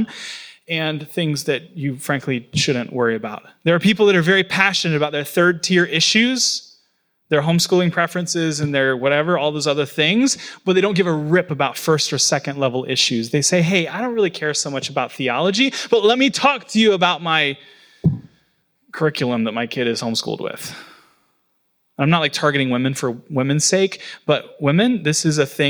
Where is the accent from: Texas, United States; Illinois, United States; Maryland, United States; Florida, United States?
Florida, United States; now in New York, United States; My hometown that I grew up